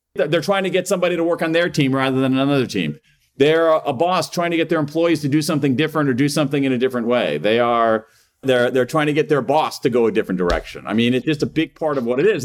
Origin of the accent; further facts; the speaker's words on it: Columbus, Ohio, United States; moved away as an adult; also born or lived in Wilmington, Delaware; now in Washington D.C., United States; I grew up in Columbus, Ohio, uh, in Central Ohio